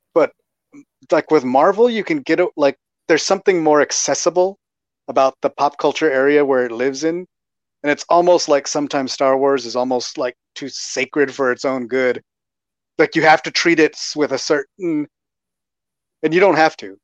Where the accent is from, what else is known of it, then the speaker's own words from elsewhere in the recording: Texas, United States; I'm from Texas